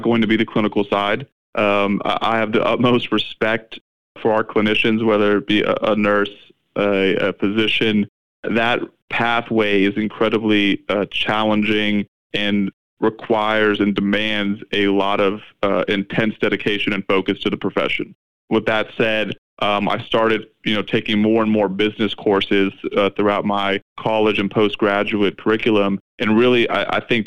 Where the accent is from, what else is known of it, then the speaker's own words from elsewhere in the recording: South Florida, United States; I grew up in South Florida